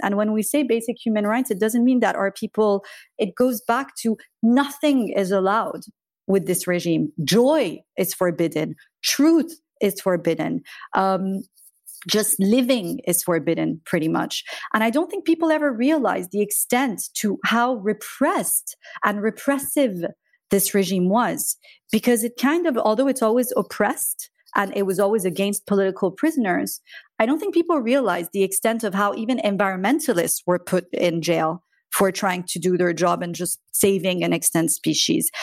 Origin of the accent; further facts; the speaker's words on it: south of France, France; also born or lived in Iran / United States; I grew up in South of France, it was beautiful